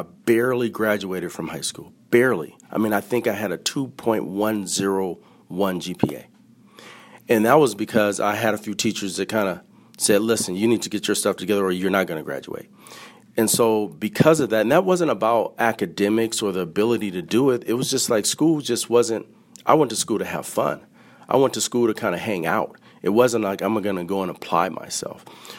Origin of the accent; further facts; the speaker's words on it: San Francisco, California, United States; I grew up born and raised in San Francisco, in the city of San Francisco.